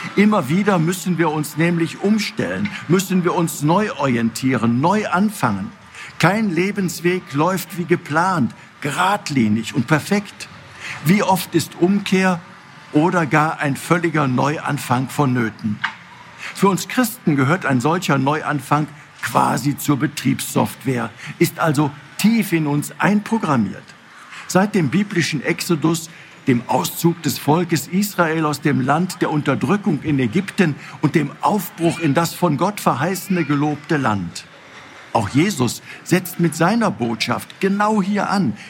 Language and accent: German; North Rhine-Westphalia, Germany; Hier bei uns in Nordrhein-Westfalen